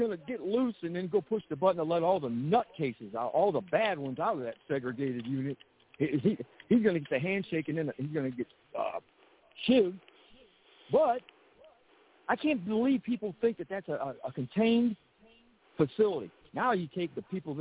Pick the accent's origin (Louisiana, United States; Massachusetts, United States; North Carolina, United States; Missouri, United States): Missouri, United States; St. Louis; I'm from St. Louis, in that area out there